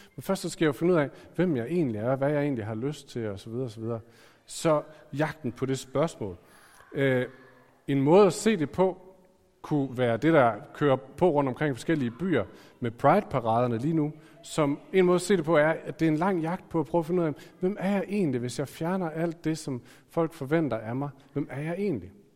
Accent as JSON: {"language": "Danish", "town": "Aarhus", "region": "Central Denmark Region", "country": "Denmark", "tie": "born or raised there", "said": "jeg er født i Aarhus"}